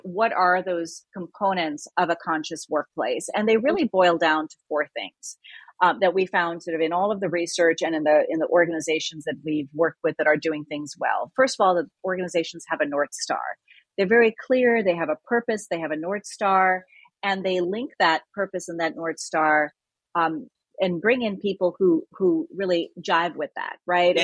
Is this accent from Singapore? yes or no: no; India; also born or lived in Nigeria; now in United States; I'm originally from India and lived in Nigeria and came here.